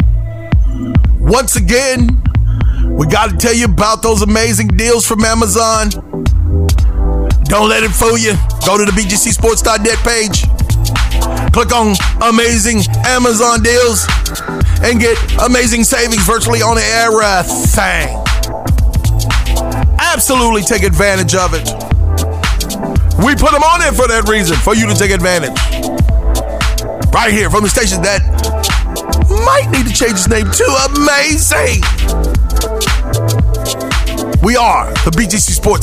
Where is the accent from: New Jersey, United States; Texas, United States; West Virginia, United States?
West Virginia, United States; moved away; I'm from the country, which I'm originally from West Virginia